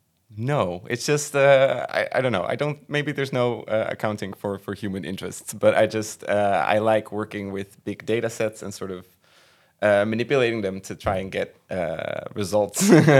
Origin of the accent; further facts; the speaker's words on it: Veghel, North Brabant, Netherlands; I am from Brabant, from Veghel